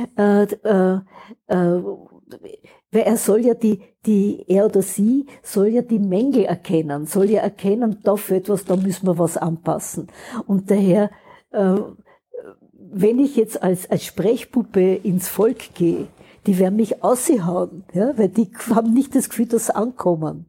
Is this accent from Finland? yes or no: no; Austria; wir haben in Österreich